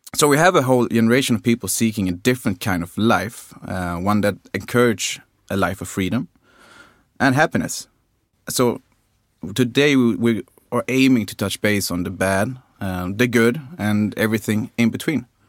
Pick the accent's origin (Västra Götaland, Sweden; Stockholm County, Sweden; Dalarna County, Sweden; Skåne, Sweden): Skåne, Sweden; I'm from Skåne